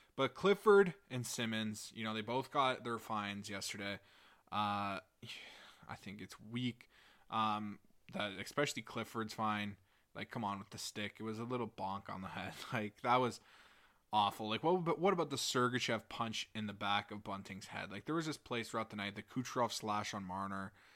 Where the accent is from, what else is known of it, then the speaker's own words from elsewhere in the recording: York Simcoe area, Ontario, Canada; here in my hometown